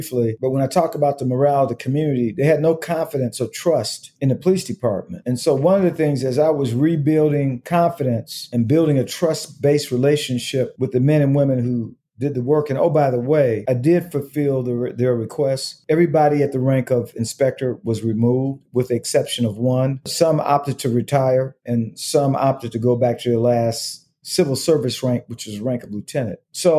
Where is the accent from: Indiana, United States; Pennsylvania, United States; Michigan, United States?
Michigan, United States; Detroit; also born or lived in Portland; I'm 234 miles from Detroit. And I got to believe one day I'm going to make it home. And as luck would have it, I was able to come home full circle